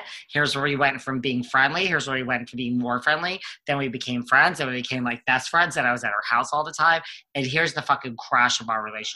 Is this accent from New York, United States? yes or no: yes; New York, United States; I'm also like a Northeast boy. Like, I'm a New Yorker.